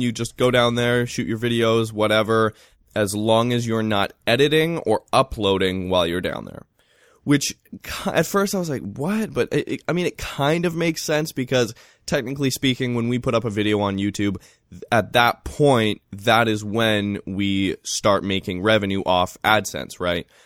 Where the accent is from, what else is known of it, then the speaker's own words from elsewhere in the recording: Vancouver, British Columbia, Canada; growing up in Vancouver